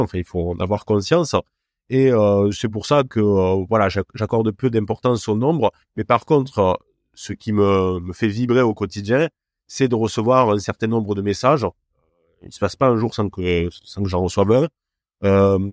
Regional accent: Cévennes, north of Montpellier, Occitania, France; accent: Cévennes accent; moved away; also born or lived in Lyon; d'où vient mon accent si particulier, ça vient des, des Cévennes donc au nord de Montpellier

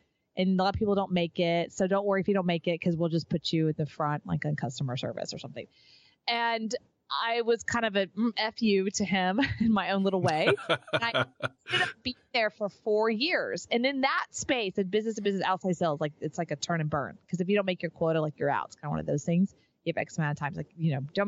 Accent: Texas, United States; now in Austin, United States; move to Austin, which was kind of coming back home for me. I'm from Texas.

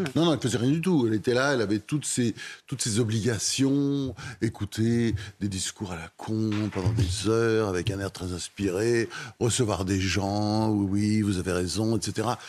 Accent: Normandy, France; j'ai, vécu mon enfance en Normandie.

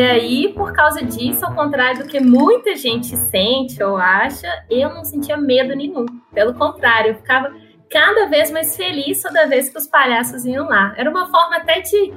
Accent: São Paulo, Brazil; eu cresci em São Paulo

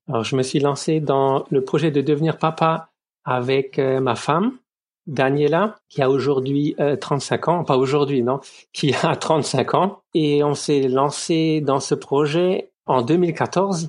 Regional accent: Lorraine, Moselle, Grand Est, France; moved away as an adult; now in Ludwigshafen, Germany; je viens de Lorraine, de, de Moselle

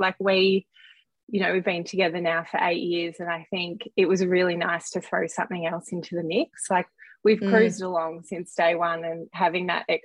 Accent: Melbourne, Victoria, Australia; born and bred in Melbourne

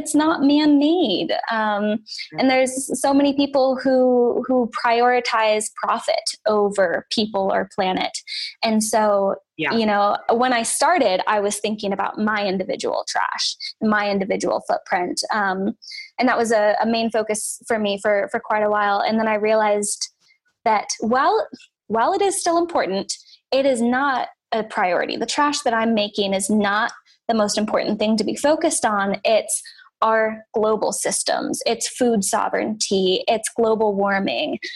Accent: Humboldt County, Northern California, United States; born or raised there; moved away; also born or lived in Willamette Valley, Oregon

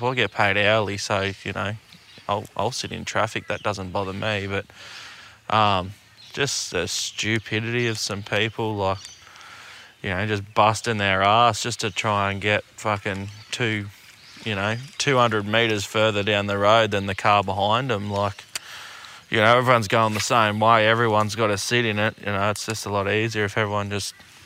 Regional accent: Queensland, Australia; now in New South Wales, Australia; I'm a Queenslander myself

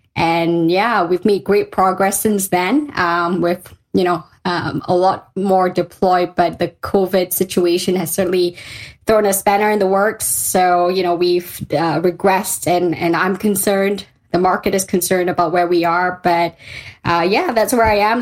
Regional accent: Malaysia; moved away as an adult; also born or lived in London; I'm a Malaysian girl at heart. I grew up in Malaysia

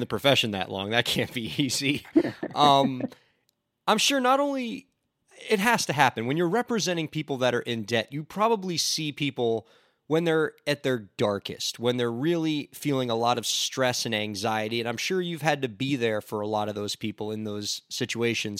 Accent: near Parkland, Florida, United States; near my hometown

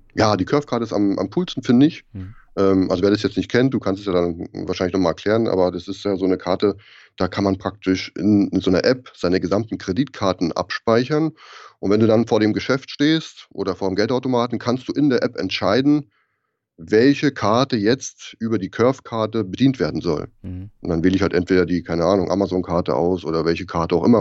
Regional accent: Germany; moved away; als Deutscher bist du total vorbelastet mit dem ganzen bürokratischen Blödsinn

